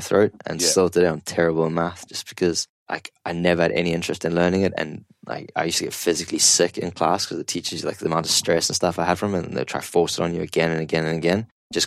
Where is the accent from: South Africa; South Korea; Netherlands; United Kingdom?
South Africa; now in Kuwait; growing up in South Africa, like going to farms and stuff like that, you would help your dad chop wood